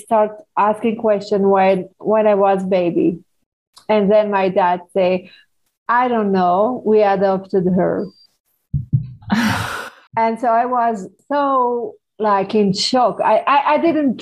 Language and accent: English; Paris, Île-de-France, France; when I was 12 years old, I grew up in Paris